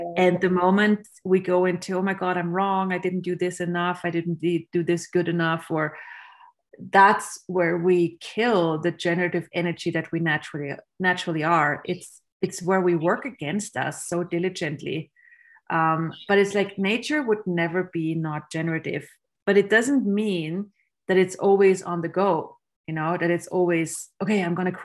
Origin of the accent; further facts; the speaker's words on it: Austria; I grew up in Austria, which is a country where you learn to be very efficient and very judgmental